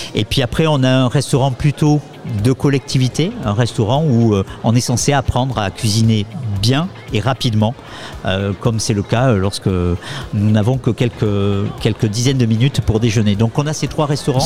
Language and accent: French; Pau, Nouvelle-Aquitaine, France; moved away as an adult; also born or lived in Paris / Poitiers / Orléans-Tours; je suis natif euh, de Pau, moi aussi